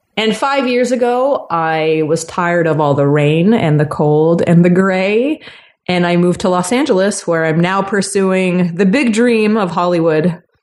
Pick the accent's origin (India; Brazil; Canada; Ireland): Canada; Toronto, Ontario; moved away; I'm from Toronto originally